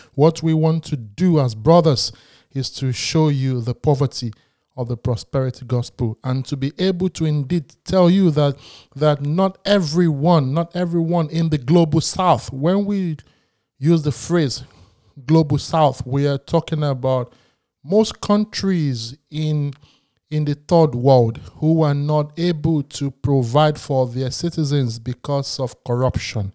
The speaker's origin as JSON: {"language": "English", "region": "Lagos", "country": "Nigeria", "tie": "born or raised there", "said": "I was born in Lagos"}